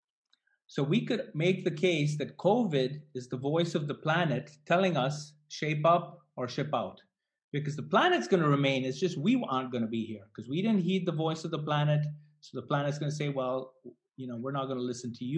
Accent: Delhi, India; moved away; I grew up in Delhi

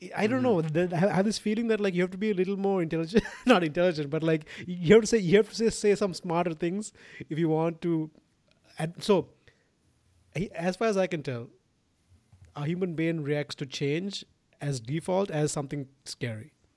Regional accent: Sri Lanka; moved away; I'm from Sri Lanka origi-, originally. And, you know, like, it's so weird 'cause when I was growing up, we sort of got everything from the West

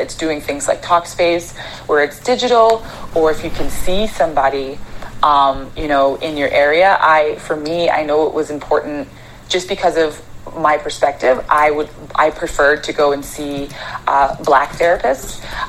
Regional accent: Arizona, United States; also born or lived in Canada; I was born in Canada. But I grew up in Arizona.

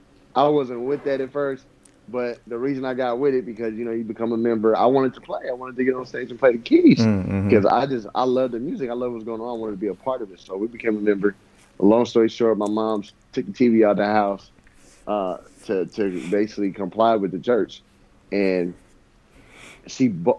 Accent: Bay Area, California, United States; moved away; I come from the Bay Area.

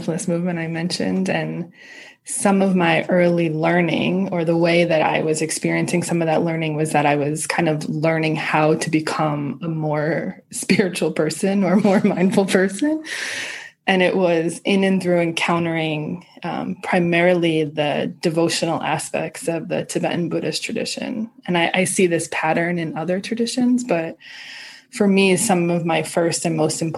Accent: outside of New York, United States; I grew up in outside of New York.

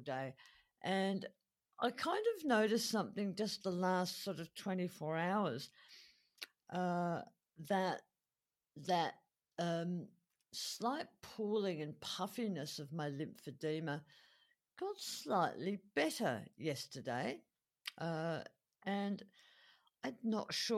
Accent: Adelaide, South Australia, Australia; my hometown here of Adelaide

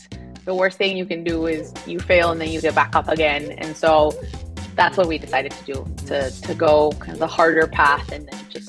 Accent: Mexico City, Mexico; English is a second language; moved away as an adult; now in United States; But I'm originally from Mexico City, and I was born and raised there, came to the U.S. for college 10 years ago

